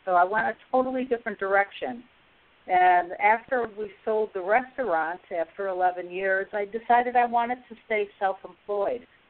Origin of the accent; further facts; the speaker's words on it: Syracuse, New York, United States; moved away; It's my hometown